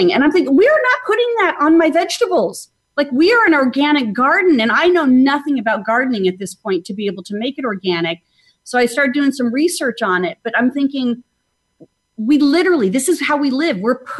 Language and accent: English; Phoenix, Arizona, United States; moved away as an adult; now in Atlanta, United States; I grew up in Phoenix, Arizona, and I recently moved to Atlanta, Georgia.